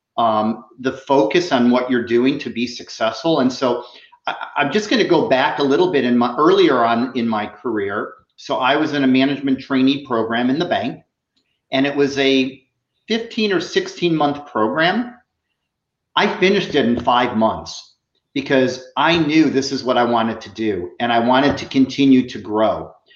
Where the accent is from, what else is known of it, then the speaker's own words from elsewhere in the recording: Chicago, Illinois, United States; moved away as an adult; also born or lived in Iowa; now in South Florida, United States; I'm originally from Chicago.